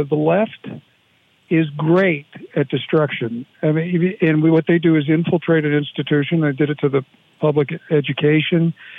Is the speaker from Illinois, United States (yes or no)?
yes; Chicago, Illinois, United States; I grew up in Chicago.